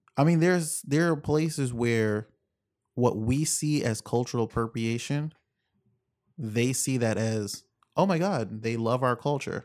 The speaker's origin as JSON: {"language": "English", "country": "Jamaica", "said": "I'm Jamaican"}